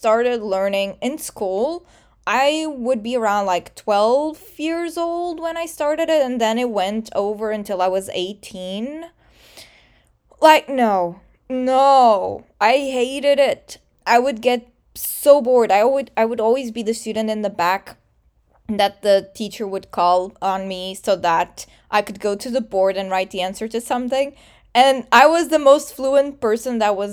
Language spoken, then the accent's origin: English; Portugal; English is a second language; The way in Portugal that we are taught English, it's the same exact depth as we study Portuguese